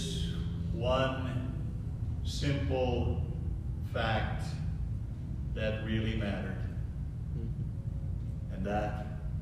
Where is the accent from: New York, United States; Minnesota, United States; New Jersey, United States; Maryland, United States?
Minnesota, United States; moved away; back to Minnesota and back to my hometown